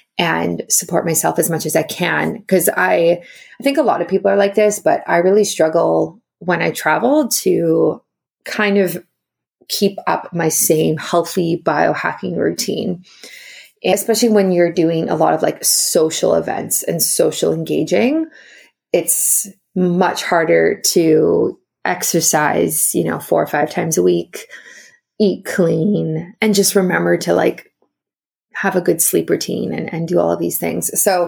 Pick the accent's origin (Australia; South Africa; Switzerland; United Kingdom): South Africa; also born or lived in Ontario, Canada; now in Canada; Originally I'm from South Africa, and then I moved to Ontario, and then I moved to BC, but I lived for many years in Ontario.